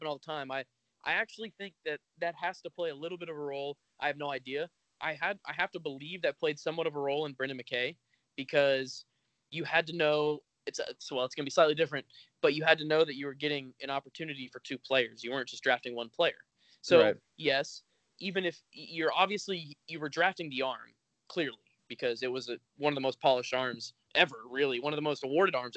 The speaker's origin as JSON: {"language": "English", "region": "Florida", "country": "United States", "tie": "born or raised there", "said": "when I grew up in Florida"}